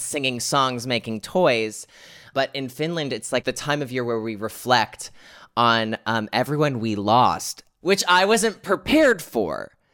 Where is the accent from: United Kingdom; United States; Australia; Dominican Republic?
United States; here in America, my home country